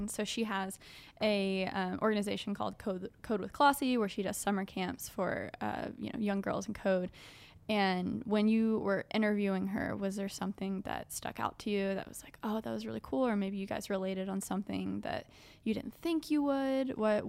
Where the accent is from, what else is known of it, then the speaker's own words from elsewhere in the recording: New York, United States; Yeah. I'm from New York. We can hang out.